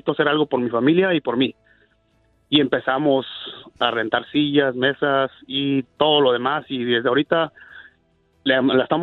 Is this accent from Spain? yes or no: no; Guerrero, Mexico; now in United States; Vengo de Guerrero.